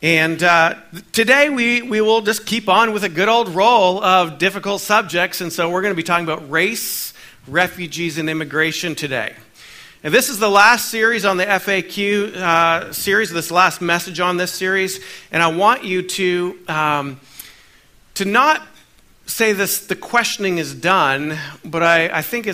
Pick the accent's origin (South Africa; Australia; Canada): Canada; now in United States; I'm a Canadian, born in Canada, but now I carry a dual citizenship